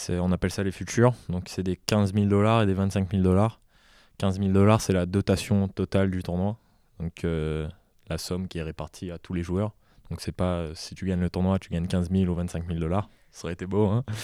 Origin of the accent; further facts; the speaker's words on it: Réunion, France; je viens de la Réunion, j'ai appris à jouer au tennis là-bas